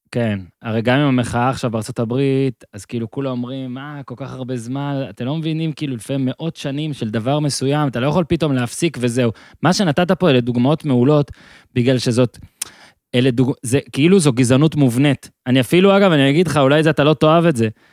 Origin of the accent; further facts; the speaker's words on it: Moshav in northern Israel, Northern District, Israel; אני ממושב בינמי, מאיפה שאני עכשיו מדבר איתך גם, זה צפון